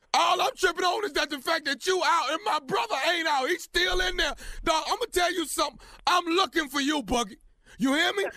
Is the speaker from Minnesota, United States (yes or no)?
no; Houston, Texas, United States; my hometown, Houston, Texas.